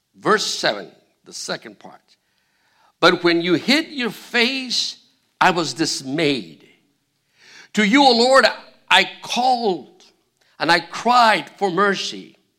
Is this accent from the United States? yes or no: no; Argentina; English is a second language; moved away; I'm from Argentina.